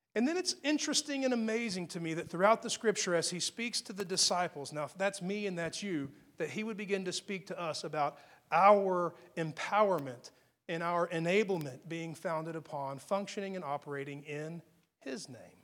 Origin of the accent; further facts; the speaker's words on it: Texas, United States; accent: Texas tongue; I'm from Texas